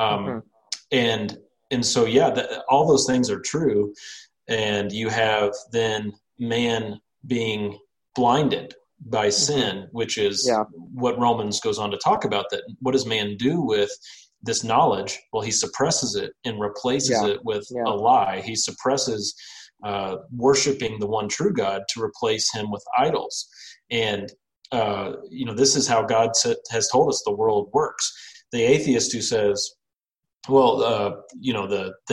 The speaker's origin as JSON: {"language": "English", "region": "Missouri", "country": "United States", "said": "I'm from Missouri"}